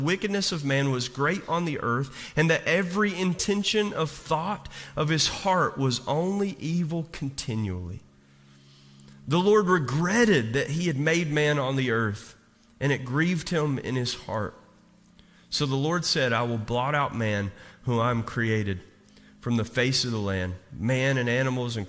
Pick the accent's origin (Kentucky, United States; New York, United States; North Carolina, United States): Kentucky, United States; Eastern; I'm from Eastern Kentucky